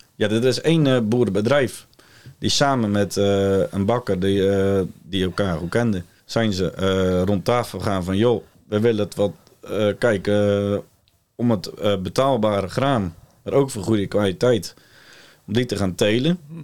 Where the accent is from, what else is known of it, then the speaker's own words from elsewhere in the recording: Ouddorp, South Holland, Netherlands; Ik kom uit Ouddorp